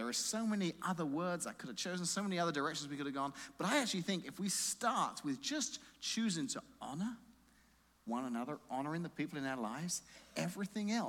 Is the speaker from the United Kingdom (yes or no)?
yes; England, United Kingdom; moved away; Growing up in England, I went to a grade school